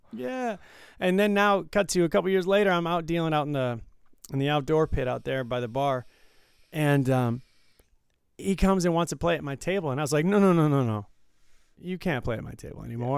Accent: Detroit, Michigan, United States; now in Las Vegas, United States; growing up in Detroit

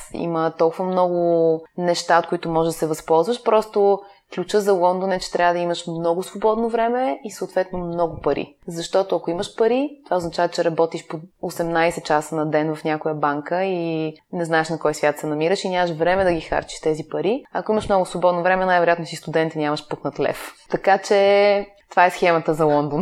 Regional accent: Bulgaria; moved away as an adult; also born or lived in Netherlands / Madrid, Spain / England; сме от България

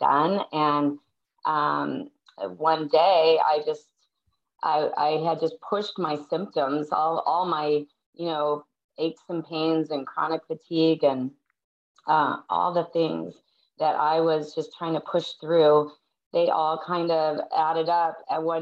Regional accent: Minnesota, United States; also born or lived in San Diego, California; now in California, United States; I live in California now, but I'm from Minnesota.

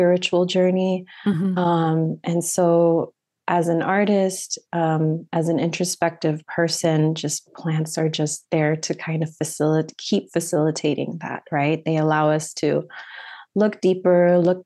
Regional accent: San Mateo, California, United States; also born or lived in San Francisco; I am from the Bay Area originally, San Mateo specifically, and I was born and raised there.

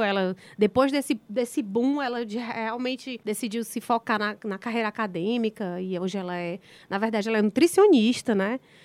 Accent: Ceará, Brazil; eu sou cearense, nordestina, então, as minhas raízes são daqui do Nordeste

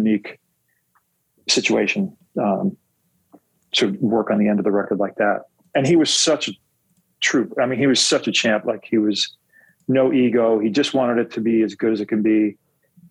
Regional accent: West Milford, New Jersey, United States; now in Los Angeles, United States; I grew up in West Milford, New Jersey, top of the state

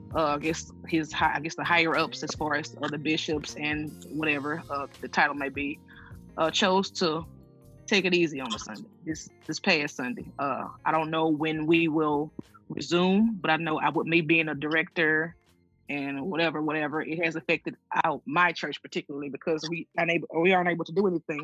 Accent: Tuscola, Mississippi, United States; I'm from Tuscola, Mississippi

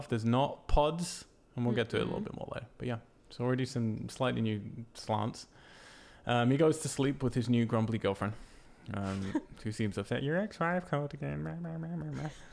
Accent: Cambridge, East of England, United Kingdom; my hometown, Cambridge, in the UK.

